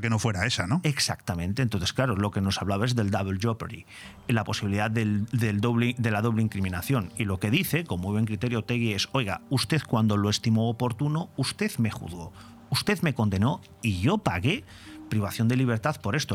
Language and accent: Spanish; Spain; como español